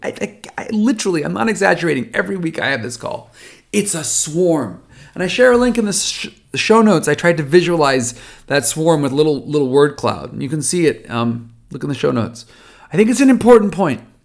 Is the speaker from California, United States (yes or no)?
yes; California, United States; I'm Californian.